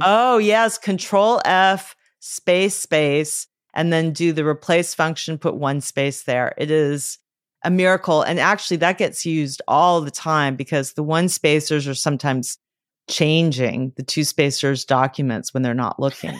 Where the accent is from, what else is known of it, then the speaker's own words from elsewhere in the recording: Los Angeles, California, United States; I grew up in Los Angeles